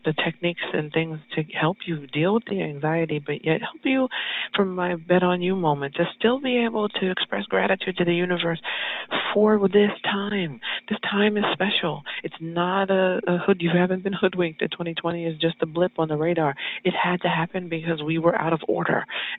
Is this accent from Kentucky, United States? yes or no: no; California, United States; So I was always Hollywood because I was in New York, but I was from California.